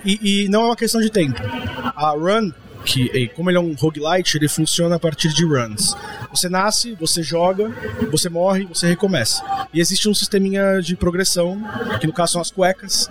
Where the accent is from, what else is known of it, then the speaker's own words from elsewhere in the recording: Santos, São Paulo, Brazil; moved away as an adult; eu tenho 28 anos de idade, sou de Santos.